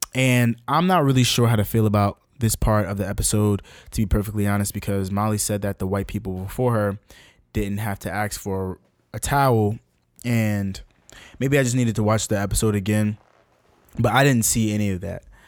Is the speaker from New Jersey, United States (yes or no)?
yes; Newark, New Jersey, United States; my hometown of Newark, New Jersey